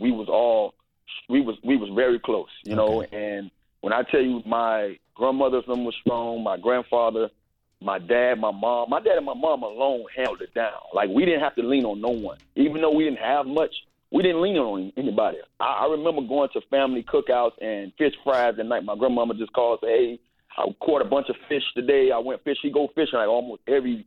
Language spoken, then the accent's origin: English; Miami, Florida, United States; I grew up in Liberty City in a house with 15-plus people